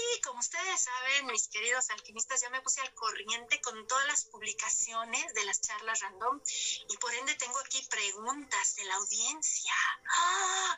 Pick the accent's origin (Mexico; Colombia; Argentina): Mexico; como mexicana